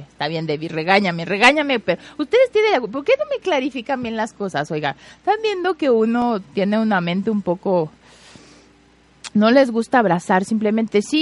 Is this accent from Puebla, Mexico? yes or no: yes; Puebla, Mexico; Yo soy de Pueblita. Muy bien, Josfer. De Ay, pues todos somos poblanos, hombre.